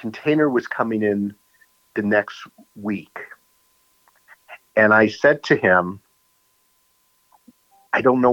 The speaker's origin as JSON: {"language": "English", "town": "New York City", "region": "New York", "country": "United States", "also_born_or_lived": "Arizona", "moved": "yes", "lives_now": "Wisconsin, United States", "said": "From New York City"}